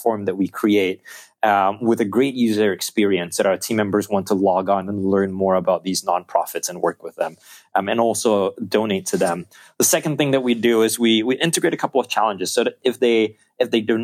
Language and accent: English; Singapore; the country that we're from Singapore